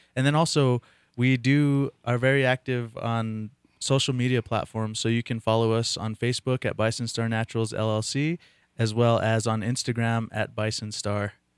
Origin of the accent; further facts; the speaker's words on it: Taos Pueblo, New Mexico, United States; I was born and raised in Taos Pueblo